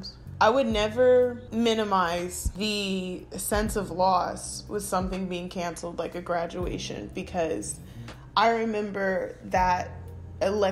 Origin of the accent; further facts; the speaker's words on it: Stone Mountain, Georgia, United States; I was 13 years old and I grew up in East Atlanta, Georgia, east of Atlanta, Stone Mountain